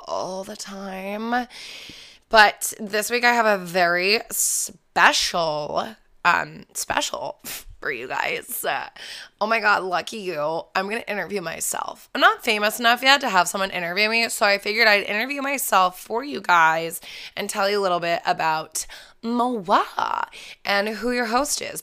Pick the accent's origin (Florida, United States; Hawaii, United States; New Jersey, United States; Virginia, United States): Virginia, United States; Falls Church; I grew up outside of Washington, D C, in a small little town called Falls Church